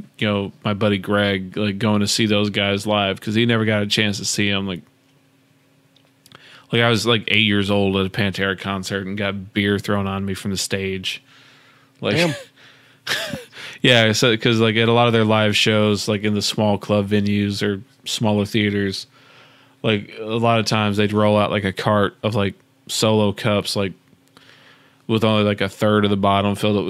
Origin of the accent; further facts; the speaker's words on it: Dallas, Texas, United States; As a young kid growing up in Dallas